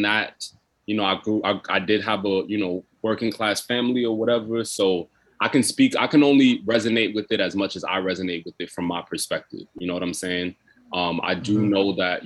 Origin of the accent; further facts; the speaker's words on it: New York City, New York, United States; I grew up in Brooklyn, so I grew up listening to a lot of rap.